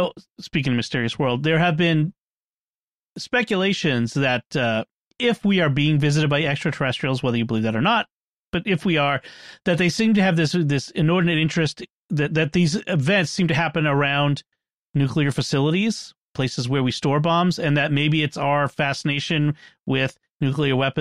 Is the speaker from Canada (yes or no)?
no; Boston, Massachusetts, United States; my hometown of Boston